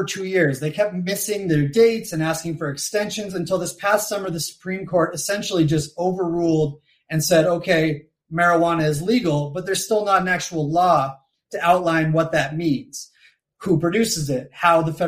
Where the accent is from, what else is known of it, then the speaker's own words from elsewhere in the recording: Nova Scotia, Canada; moved away as an adult; also born or lived in Colorado, United States; now in Mexico City, Mexico; I grew up in Nova Scotia, Canada